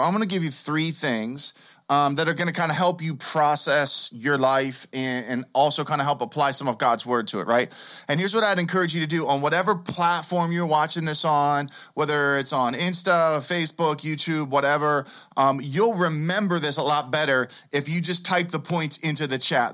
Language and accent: English; Pittsburgh, Pennsylvania, United States; I grew up here in Pittsburgh.